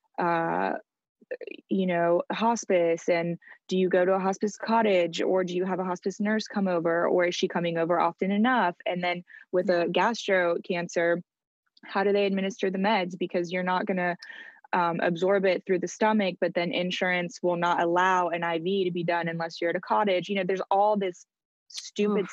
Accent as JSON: {"language": "English", "country": "France", "tie": "born or raised there", "moved": "yes", "said": "I grew up in France"}